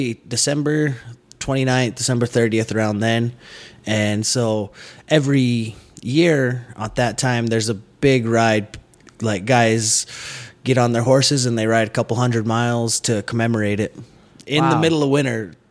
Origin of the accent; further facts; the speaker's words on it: reservation near Wounded Knee, South Dakota, United States; The Wounded Knee Massacre site is probably about, we'll say it's 15, just for a nice round number. It's 15 miles from my hometown.